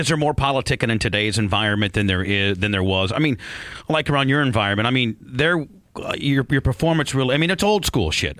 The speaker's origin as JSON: {"language": "English", "town": "Warsaw", "region": "Indiana", "country": "United States", "tie": "born or raised there", "said": "when I was growing up in Indiana"}